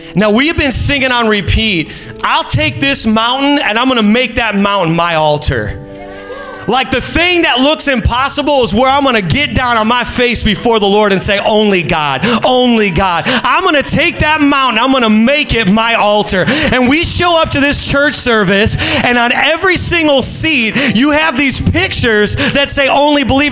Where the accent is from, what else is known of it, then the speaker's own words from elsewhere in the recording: Indiana, United States; moved away as an adult; now in Long Island, United States; Julie and I are originally from Indiana